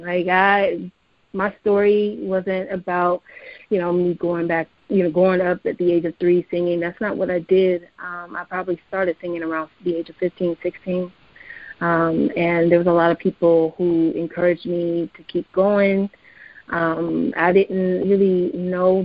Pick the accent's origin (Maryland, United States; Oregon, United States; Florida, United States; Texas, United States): Oregon, United States; Portland; I grew up in Northeast Portland.